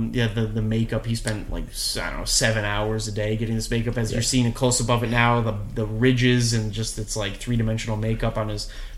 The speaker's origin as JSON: {"language": "English", "town": "Boston", "region": "Massachusetts", "country": "United States", "said": "I'm from Massachusetts. I'm a Boston guy. I went to Boston University"}